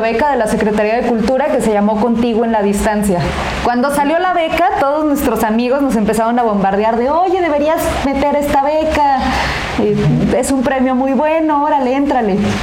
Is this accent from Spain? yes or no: no; Mexico; así somos los mexicanos